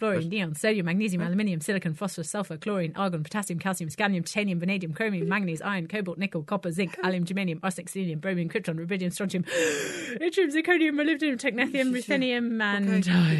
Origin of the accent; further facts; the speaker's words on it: Belgium; I'm from Belgium